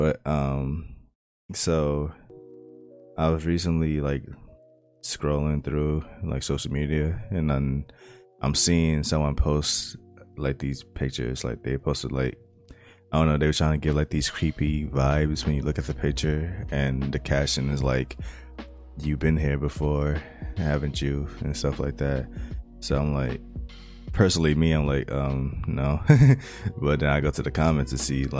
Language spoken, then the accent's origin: English; New York, United States; I've been born and raised in New York